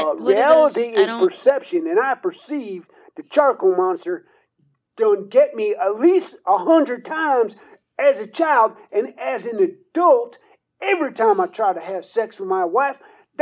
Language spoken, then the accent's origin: English; DuPont, West Virginia, United States; I'm from DuPont, West Virginia.